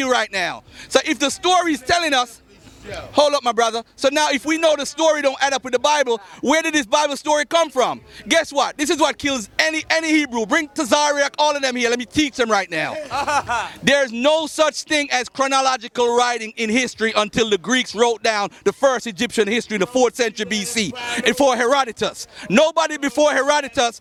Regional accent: Jamaica; I'm from Jamaica, where my mom had me

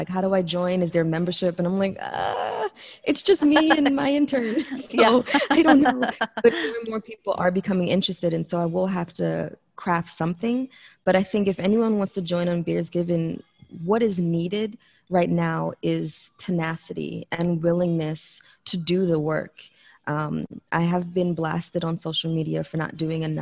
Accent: New York, United States; moved away as an adult; now in Texas, United States; I come from New York, where the bar scene in New York is

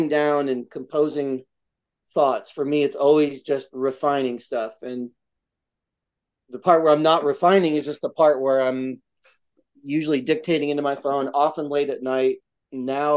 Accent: Albany, New York, United States; moved away; my hometown, Albany, New York, upstate

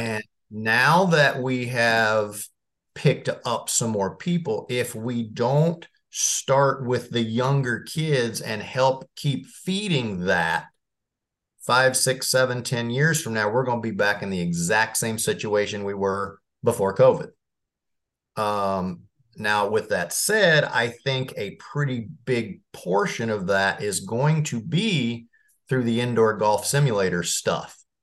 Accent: Marion, Indiana, United States; I grew up in Marion, Indiana

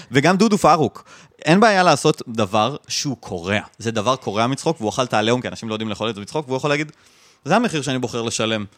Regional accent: Jerusalem, Jerusalem District, Israel; אני גדלתי במזרח ירושלים

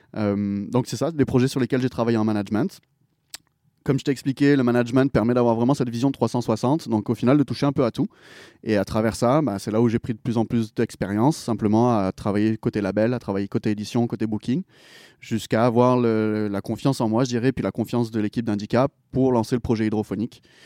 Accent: Pélissanne, Provence-Alpes-Côte d'Azur, France; moved away as an adult; also born or lived in United States; now in Montreal, Canada; Je viens d'un petit village qui s'appelle Pélissane.

